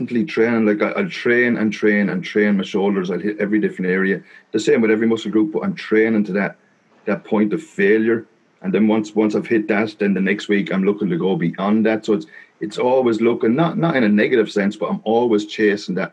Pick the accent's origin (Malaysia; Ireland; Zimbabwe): Ireland; Wexford, Leinster; also born or lived in Italy; I was born in Wexford, and pretty much of bar 1 year, we did live in Italy when I was 8 years old. We spent a year down there, but other than that, I pretty much grew up in Ireland, down the southeast of a little place called Wexford